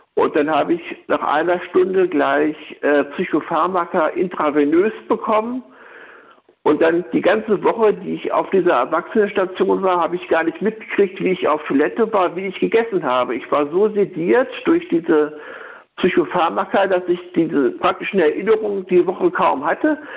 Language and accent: German; Laatzen, Lower Saxony, Germany; Ich komme aus Laatzen